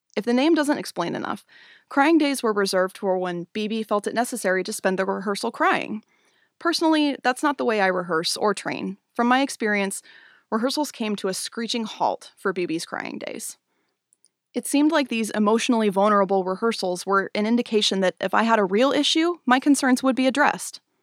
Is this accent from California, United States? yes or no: no; Spokane, Washington, United States; moved away as an adult; now in Portland, United States; I grew up in Spokane, Washington, where I started dancing when I was six